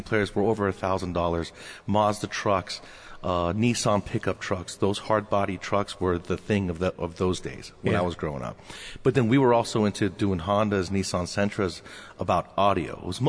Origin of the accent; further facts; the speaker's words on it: California, United States; also born or lived in Iran; I was born in Iran, moved to California when I was 4 years old during the hostage crisis of 1979.